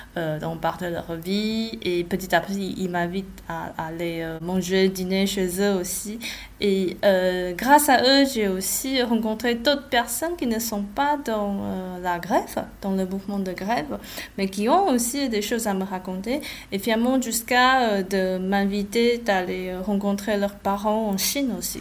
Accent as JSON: {"language": "French", "country": "Taiwan", "tie": "born or raised there", "second_language": "French", "moved": "as an adult", "lives_now": "France", "said": "je suis pas née en France, je viens de Taïwan et je me suis arrivée pour, faire une thèse."}